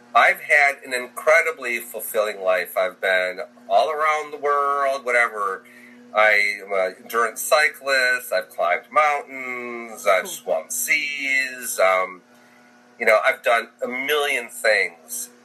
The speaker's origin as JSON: {"language": "English", "region": "Michigan", "country": "United States", "tie": "born or raised there", "also_born_or_lived": "Texas", "moved": "yes", "said": "I grew up in the north. I grew up in Michigan"}